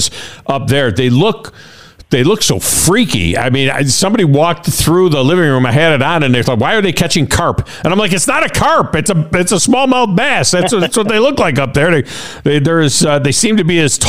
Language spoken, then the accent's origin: English; Finger Lakes area, New York, United States; also born or lived in Alabama; now in Tennessee, United States; I'm originally from the Finger Lakes area